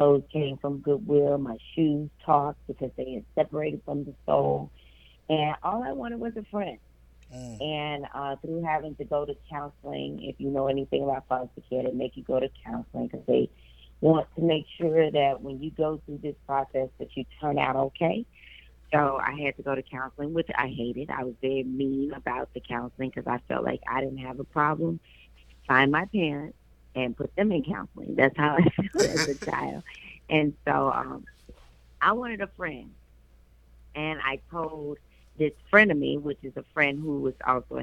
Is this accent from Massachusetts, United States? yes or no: no; Memphis, Tennessee, United States; I am from Memphis, Tennessee, and that is my hometown